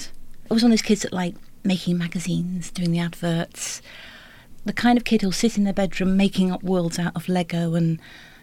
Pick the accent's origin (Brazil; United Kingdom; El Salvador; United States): United Kingdom; Bolton, North West England; growing up in Bolton